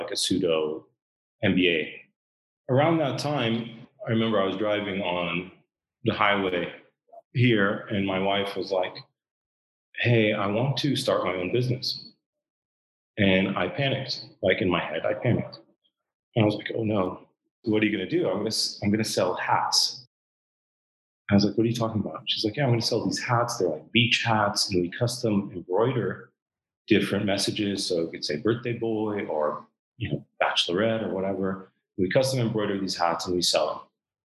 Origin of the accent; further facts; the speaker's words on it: Southern California, United States; moved away as an adult; now in Dubai, United Arab Emirates; I lived in Southern California most of my life.